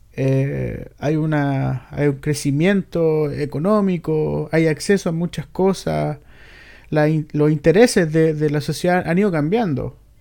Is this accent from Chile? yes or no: yes; Chile